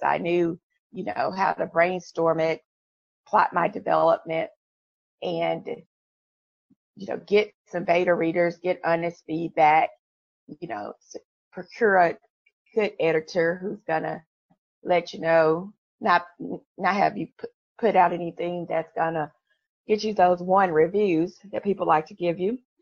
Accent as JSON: {"language": "English", "town": "Memphis", "region": "Tennessee", "country": "United States", "said": "I am from Memphis, Tennessee. So, you know, we are, we are, we have a church on every corner"}